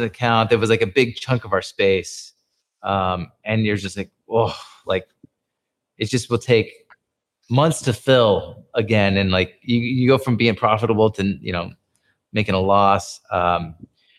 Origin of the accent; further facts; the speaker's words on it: San Francisco, California, United States; moved away as an adult; now in Philippines; I was from San Francisco